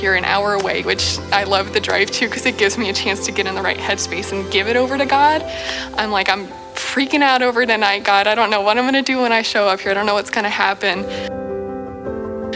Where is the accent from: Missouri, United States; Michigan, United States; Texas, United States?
Missouri, United States; Springfield; moved away as an adult; now in Lawrence, United States; I had never moved out of my hometown before